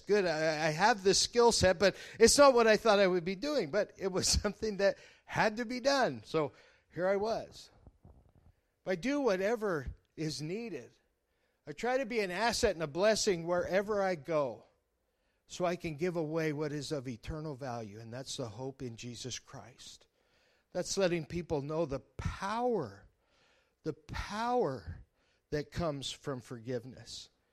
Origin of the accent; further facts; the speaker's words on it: Colorado, United States; now in Nebraska, United States; I'm from Colorado